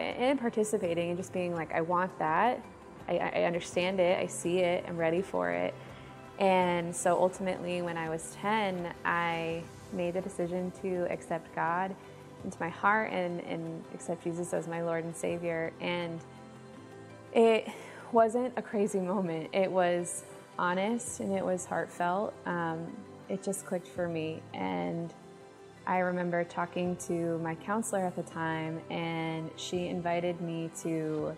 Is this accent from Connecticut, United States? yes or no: yes; Granby, Connecticut, United States; I was born in Connecticut, and I was raised in Granby with my two older brothers